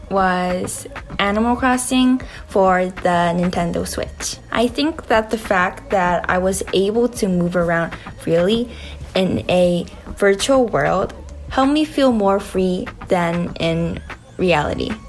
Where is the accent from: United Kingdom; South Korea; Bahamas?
South Korea; Seoul; also born or lived in United States; I'm from Seoul, but I used to live in the States